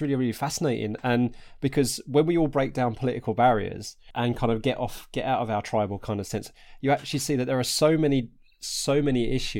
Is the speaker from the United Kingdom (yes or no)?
yes; Harlow, East of England, United Kingdom; I'm originally from Harlow in Essex, and we've just got, Stansted Airport up the road.